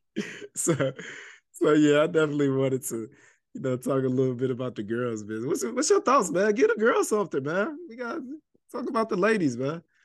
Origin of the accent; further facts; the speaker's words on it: Chicago, Illinois, United States; I'm a Chicagoan to the core